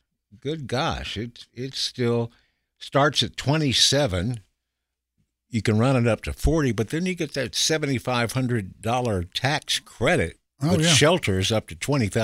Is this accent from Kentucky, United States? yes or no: yes; Kentucky, United States; moved away; I'm just from Kentucky